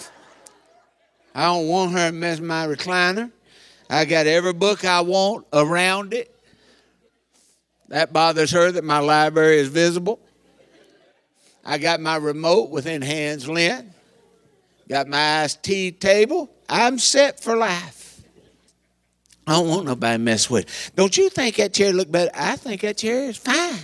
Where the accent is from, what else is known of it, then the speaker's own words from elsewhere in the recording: Eastern Kentucky, United States; I'm from Eastern Kentucky